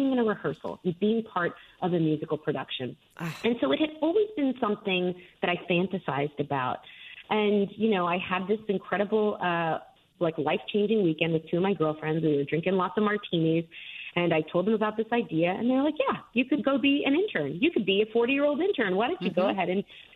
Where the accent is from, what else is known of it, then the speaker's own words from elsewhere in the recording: Miami, Florida, United States; moved away as an adult; also born or lived in London, United Kingdom; now in Scotland, United Kingdom; I am from Miami originally